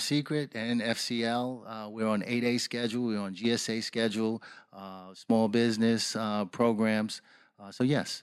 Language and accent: English; New York City, New York, United States; moved away; also born or lived in Washington, D.C.; I grew up the block from Colin Powell